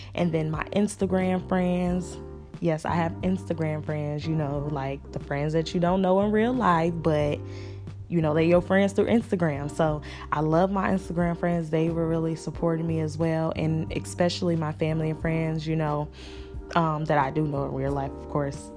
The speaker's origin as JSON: {"language": "English", "town": "Chicago", "region": "Illinois", "country": "United States", "tie": "born or raised there", "moved": "yes", "lives_now": "Atlanta, United States", "said": "I am from Chicago, born and raised"}